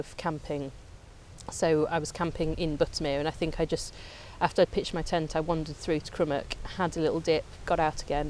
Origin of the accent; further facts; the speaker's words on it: Coventry, West Midlands, United Kingdom; moved away as an adult; now in Lake District, United Kingdom; Me and my sister, we grew up in Coventry